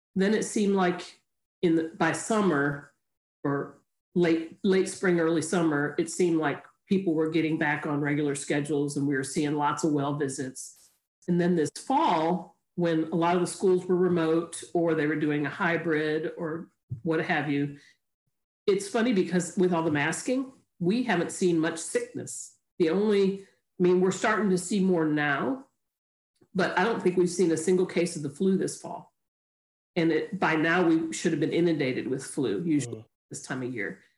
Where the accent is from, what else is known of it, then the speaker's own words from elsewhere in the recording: Chicago, Illinois, United States; moved away as an adult; also born or lived in Tennessee / South Carolina; I grew up in Chicago